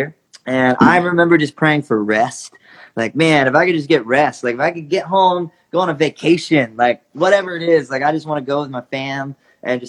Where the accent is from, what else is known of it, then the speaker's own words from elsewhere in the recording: Georgia, United States; an 8-year-old kid growing up in Georgia